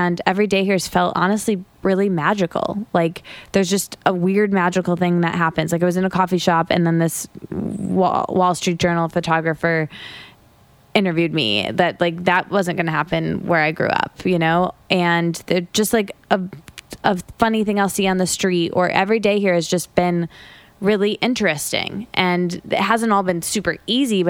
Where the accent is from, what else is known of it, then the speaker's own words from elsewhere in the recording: Michigan, United States; moved away as an adult; also born or lived in Detroit; now in New York, United States; I went to college in a college town that I grew up in Michigan. And I'd never lived outside of the Midwest, outside of Michigan